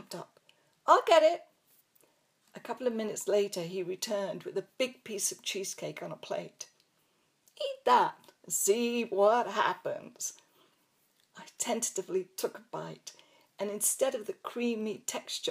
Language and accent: English; England, United Kingdom; accent: English; moved away as an adult; also born or lived in Coventry / Canada / United States; They actually liked my English accent, but really enjoyed hearing me pronounce laboratory.